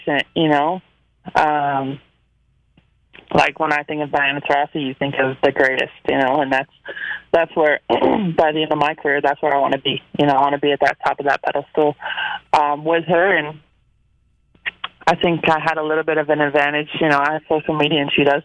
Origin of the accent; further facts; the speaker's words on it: Syracuse, New York, United States; moved away; my hometown team